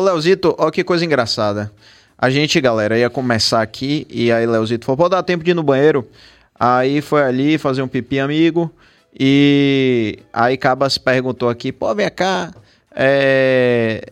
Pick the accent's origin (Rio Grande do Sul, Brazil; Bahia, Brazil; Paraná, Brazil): Bahia, Brazil; Salvador; aqui em Salvador, na Bahia